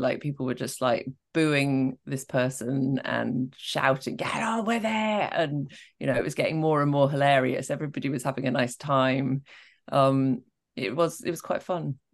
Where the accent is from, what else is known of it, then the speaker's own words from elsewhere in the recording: Scotland, United Kingdom; I am from Scotland